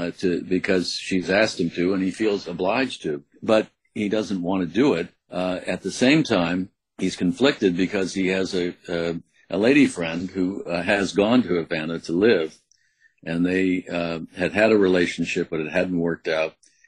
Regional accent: U.S. Virgin Islands; I had a childhood growing up in St. Croix, which was an unusual childhood. But from a very early age, I was raised there

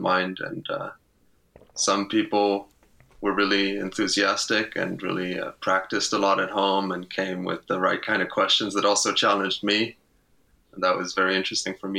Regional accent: Luxembourg; moved away as an adult; now in Eindhoven, Netherlands; I grew up in Luxembourg, spent the first 18 years of my life there

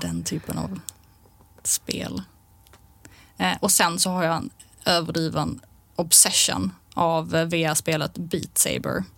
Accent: Malmö, Skåne, Sweden; i Malmö hela mitt liv

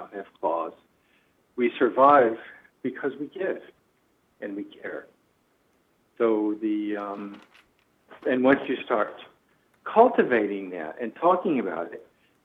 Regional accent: United States; moved away; also born or lived in Middle East; as an American

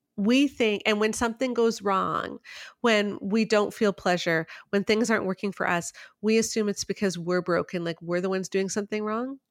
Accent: Canada; I'm speaking as a Canadian

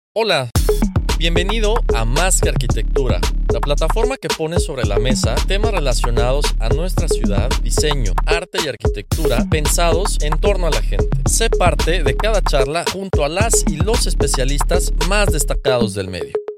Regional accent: Mexico; now in Yucatán, Mexico; como latinos, como mexicanos y como habitantes en Yucatán

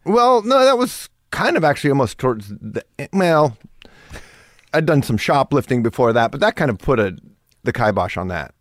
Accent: Kirkland, Washington, United States; first language German; English is a second language; moved away; also born or lived in California / Wiesbaden, Germany; I grew up pretty much in Seattle. Like, my family moved to the suburbs of Seattle when I was four

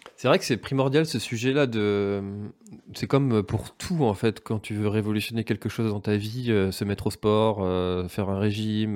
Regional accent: Brittany, France

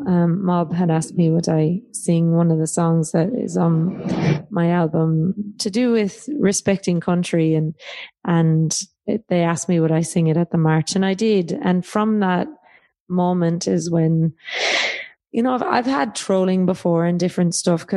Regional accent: Ireland; now in Australia; And then in Ireland, not really Irish, because I'm not living there, even though I am Irish

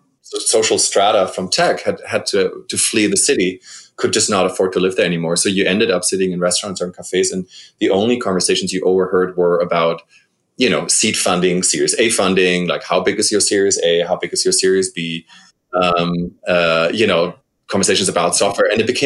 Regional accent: Germany; moved away as an adult; also born or lived in Los Angeles, United States / San Francisco, United States; now in Berlin, Germany; I left my home country, Germany, in 2003 and moved from Berlin to Los Angeles, where I met my wife.

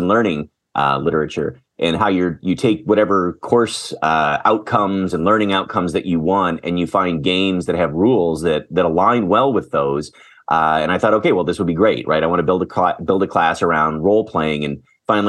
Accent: Green Bay, Wisconsin, United States; moved away as an adult; also born or lived in Portland, Oregon / Madison, Wisconsin / Chicago / Washington State; now in Rochester, United States; I was born in Portland, Oregon, but grew up mostly in Green Bay, Wisconsin

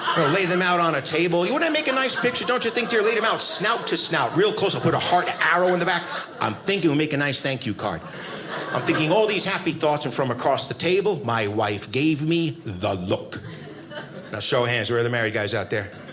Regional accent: United States; I'm an American.

